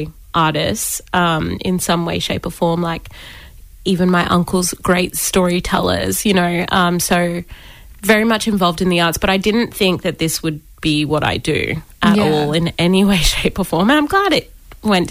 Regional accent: Brisbane, Queensland, Australia; also born or lived in Toomala (Gomori people); We're from Toomala, but I've lived in Brisbane pretty much my whole life. So I've been a Brizzy girl through and through

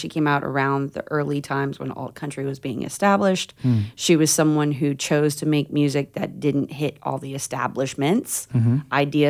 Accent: Florida, United States; I was born in Florida

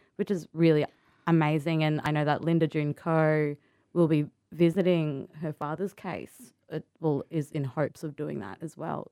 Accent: Sydney, New South Wales, Australia; also born or lived in Cunnamulla, Queensland; I grew up there until I was about seven, and then we moved to Sydney and Marrickville

